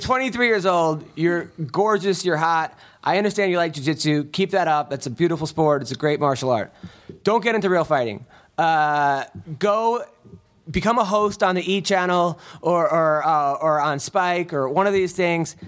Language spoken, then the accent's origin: English; United States; I'm from uh, America